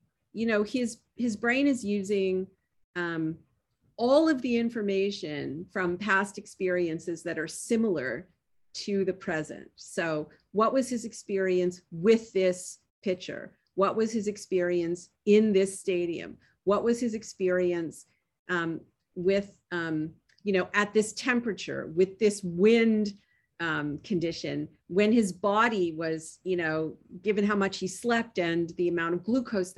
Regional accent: Toronto, Ontario, Canada; moved away; I was born in Toronto. I grew up Canadian

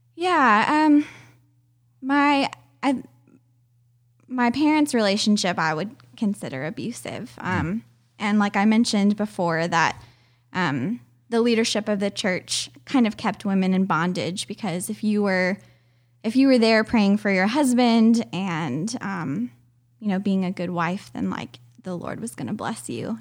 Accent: Richmond, Virginia, United States; also born or lived in Fort Myers, Florida; most of my what I consider my childhood home is um, Richmond, Virginia. Outside of Richmond, Virginia.

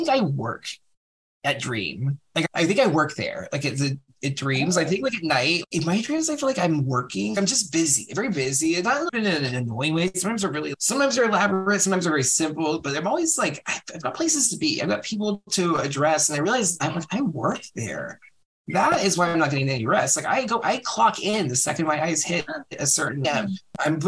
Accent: San Francisco, California, United States; I'm from San Francisco

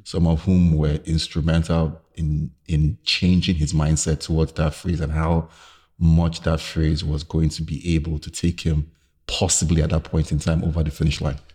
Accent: Lagos, Nigeria; growing up in Lagos in the nineties

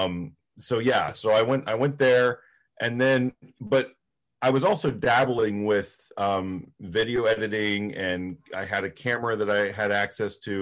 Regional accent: Plainfield, Ohio, United States; also born or lived in Coshocton, Ohio / Westerville, Ohio; I grew up in Ohio. I grew up in Coshocton County, was born in Coshocton City, but grew up in the village, yes, the village of Plainfield

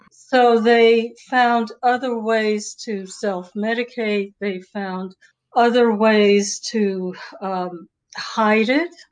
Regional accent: New York City, New York, United States; also born or lived in Maryland / Boulder, Colorado / Boston area; now in Seattle, United States; I grew up in New York City and I lived in the Bronx and Harlem and Greenwich Village

